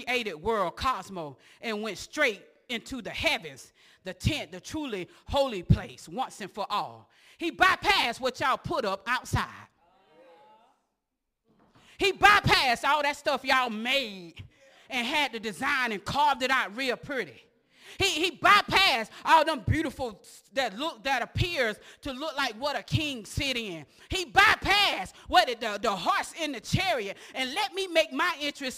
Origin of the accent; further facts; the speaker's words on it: Osceola, United States; from Osceola